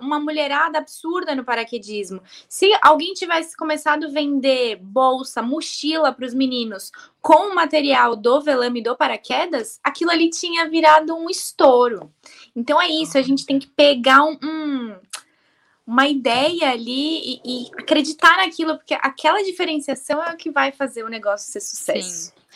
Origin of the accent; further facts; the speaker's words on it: interior of Bahia, Brazil; sou do interior da Bahia